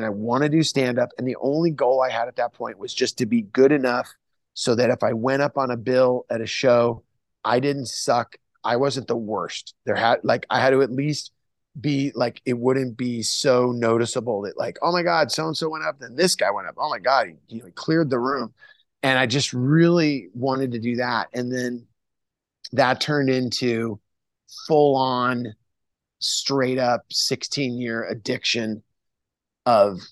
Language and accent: English; Santa Cruz, California, United States; also born or lived in San Jose; growing up in Santa Cruz